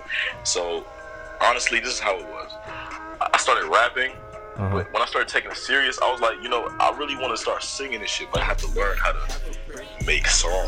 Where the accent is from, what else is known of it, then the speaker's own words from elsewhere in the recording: Richmond, Virginia, United States; Mother and father born and raised in Jamaica. I was born in Richmond, Virginia. But I grew up listening to dancehall music. I grew up listening to R&B.